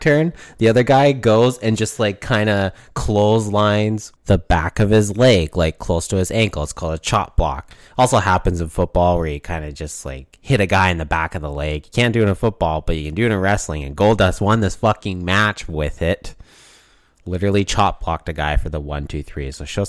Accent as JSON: {"language": "English", "region": "Oklahoma", "country": "United States", "said": "Because I'm from Oklahoma, King."}